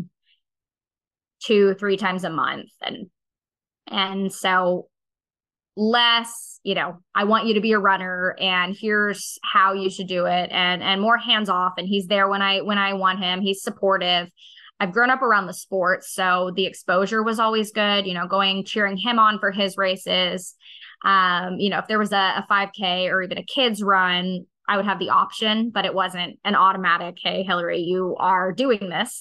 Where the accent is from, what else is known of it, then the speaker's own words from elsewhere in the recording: Arizona, United States; I grew up in Arizona, so this was literally the desert.